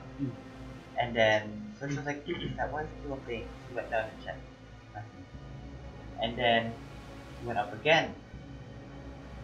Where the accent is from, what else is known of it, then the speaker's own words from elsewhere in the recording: Malaysia; Before I was born in Malaysia, my mom and dad used to live in this old bungalow.